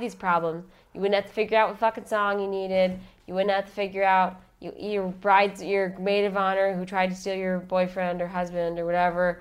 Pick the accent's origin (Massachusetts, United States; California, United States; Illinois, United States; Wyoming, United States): Illinois, United States; Chicago; I'm from Chicago